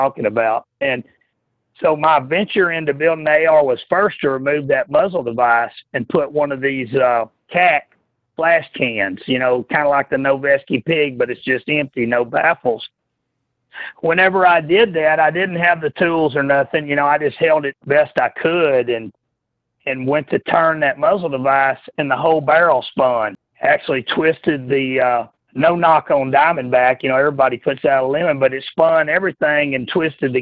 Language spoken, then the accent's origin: English; Texas, United States; growing up in Texas